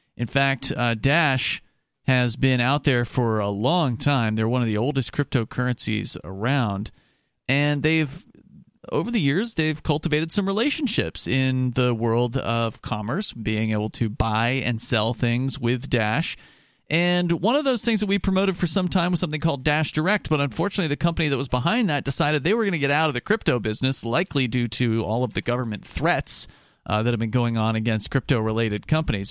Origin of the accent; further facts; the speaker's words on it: Florida, United States; I'm from Florida